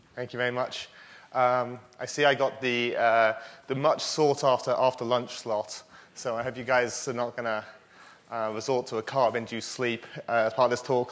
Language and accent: English; United Kingdom; I am British